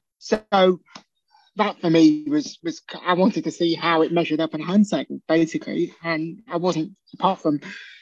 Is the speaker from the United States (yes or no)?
no; Birkenhead, North West England, United Kingdom; my hometown, from Birkenhead